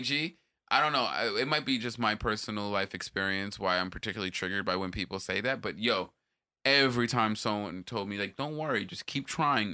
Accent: Jamaica; as a Jamaican

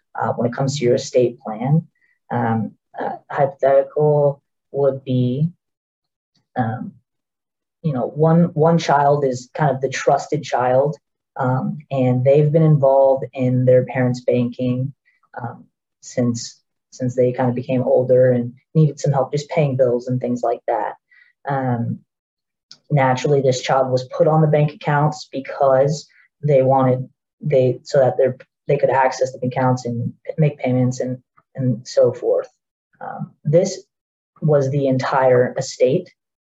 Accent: Central Florida, United States; I grew up here in the Central Florida area

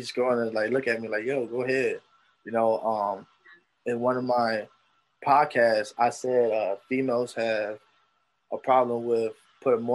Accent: Philadelphia, Pennsylvania, United States; I grew up in Kensington

